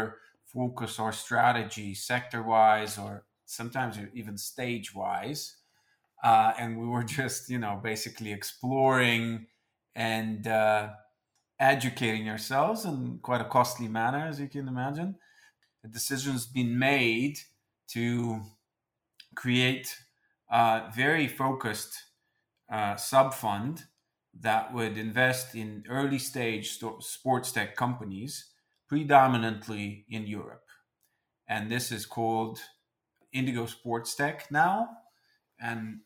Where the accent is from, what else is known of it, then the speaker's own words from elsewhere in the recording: Moscow, Russia; also born or lived in London / New York; I am Russian, born and raised in Moscow